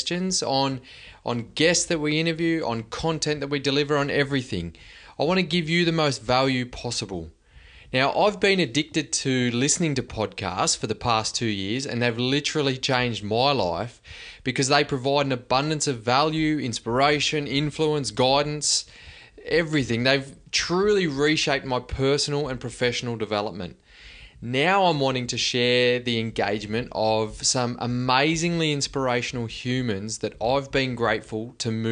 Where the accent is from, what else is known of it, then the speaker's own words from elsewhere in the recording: Cobar, New South Wales, Australia; moved away as an adult; Growing up in Cobar to me is summed up as an experience of independence, community